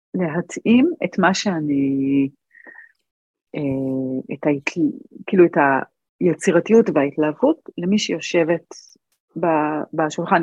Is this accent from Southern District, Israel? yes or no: yes; Arad, Southern District, Israel; גדלתי בערד, ואני הייתי בת שמונה